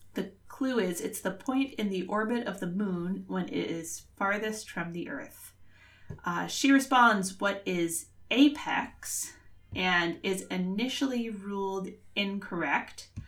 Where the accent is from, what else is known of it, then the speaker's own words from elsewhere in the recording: Worcester, Massachusetts, United States; my hometown of Worcester.